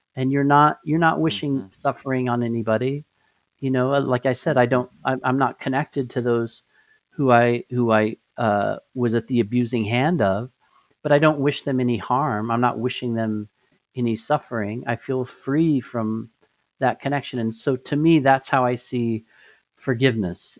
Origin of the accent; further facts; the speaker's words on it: Albuquerque, New Mexico, United States; moved away; A lot of a lot of my life I grew up in Albuquerque